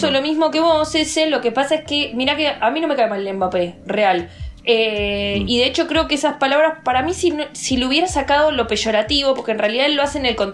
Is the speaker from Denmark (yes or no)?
no; Argentina; porque soy argentina y no hablo portugués.